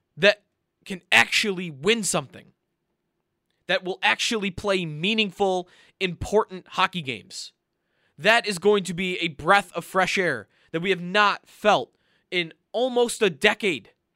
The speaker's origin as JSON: {"language": "English", "country": "United States", "said": "as an American hockey fan"}